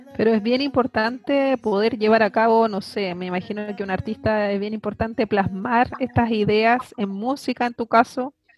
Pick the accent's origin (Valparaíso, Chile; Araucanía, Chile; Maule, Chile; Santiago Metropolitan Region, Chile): Araucanía, Chile; Temuco; también nací en el sur, nací en Temuco